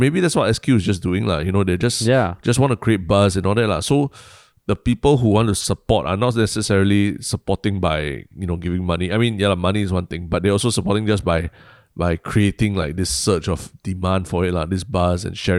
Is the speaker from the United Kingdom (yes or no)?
no; Singapore; so before I got really interrupted for being Singaporean